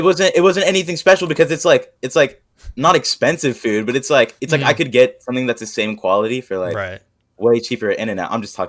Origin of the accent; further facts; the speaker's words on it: San Diego, California, United States; also born or lived in Orange County; I've moved around SoCal for like most of my like childhood. I was like, I think when I first came there, I was like 4, and I stayed in San Diego for quite a bit, and then I moved to OC